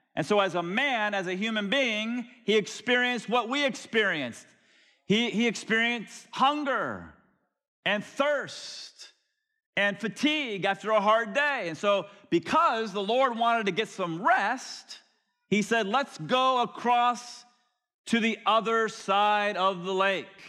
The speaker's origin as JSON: {"language": "English", "region": "Florida", "country": "United States", "tie": "born or raised there", "said": "I grew up in Florida"}